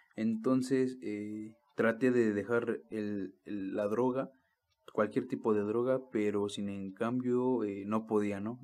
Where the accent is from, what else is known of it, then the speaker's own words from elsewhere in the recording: Mexico City, Mexico; moved away; also born or lived in Actopan; soy de allá del DF